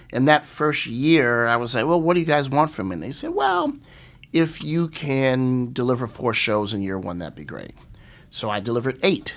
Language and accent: English; East St. Louis, Illinois, United States; growing up in East Saint Louis, Illinois